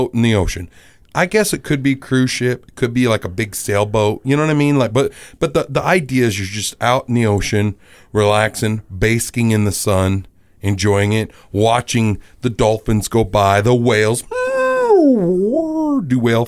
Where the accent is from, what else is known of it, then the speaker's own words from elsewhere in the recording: South Dakota, United States; also born or lived in Minnesota; I'm from the Sea of Dakota